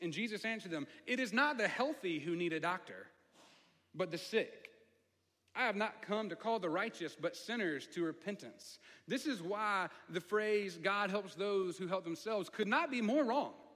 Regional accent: the South, United States; accent: southern; I get a little country, my, my southern accent comes out a little bit

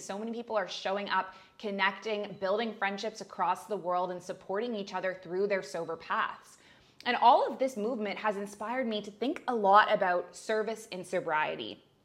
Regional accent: Canada; moved away as an adult; also born or lived in Middle East; now in Bali, Indonesia

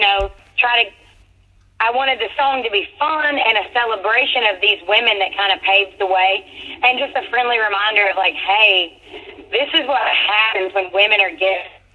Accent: Georgia, United States; moved away; We're both from Georgia.

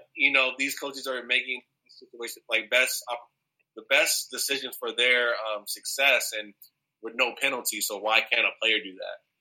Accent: Southern California, United States; moved away as an adult; also born or lived in Oregon; I'm from Southern California

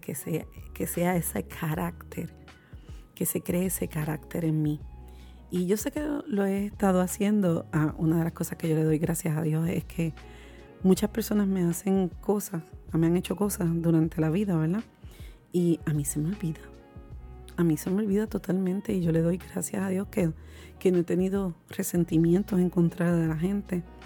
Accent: Puerto Rico

